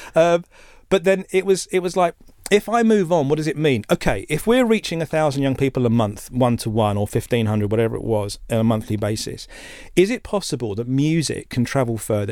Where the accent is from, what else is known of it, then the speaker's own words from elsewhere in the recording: Essex, East of England, United Kingdom; we grew up in Essex